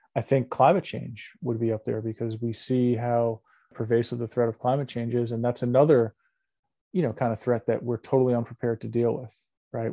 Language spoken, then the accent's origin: English; New York, United States; I'm a New Yorker